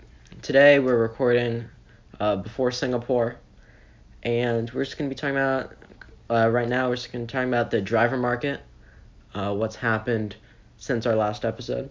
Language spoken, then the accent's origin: English; United States; We're all American